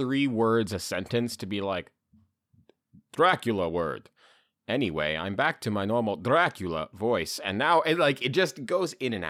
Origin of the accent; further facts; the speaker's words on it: England, United Kingdom; I'm me. I'm from England.